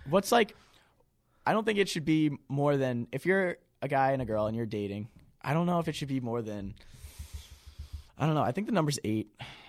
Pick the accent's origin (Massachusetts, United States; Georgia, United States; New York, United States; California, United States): Massachusetts, United States; Auburn; I'm from Auburn, Massachusetts. It's right next to Worcester.